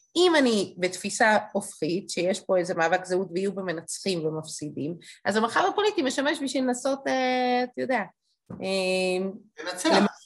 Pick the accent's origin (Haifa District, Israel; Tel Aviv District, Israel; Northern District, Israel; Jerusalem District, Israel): Jerusalem District, Israel; Jerusalem; אני ירושלמית